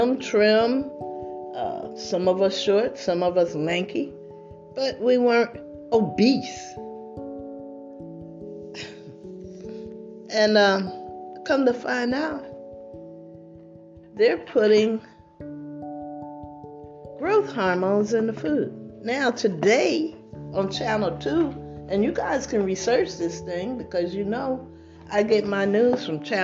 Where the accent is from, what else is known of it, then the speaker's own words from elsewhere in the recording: United States; I'm an American citizen.